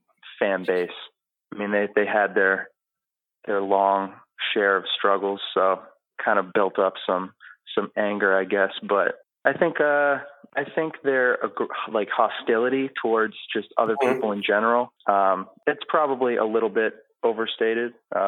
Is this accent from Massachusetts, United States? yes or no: yes; Newton, Massachusetts, United States; moved away as an adult; now in Philadelphia, United States; I grew up in the Boston area.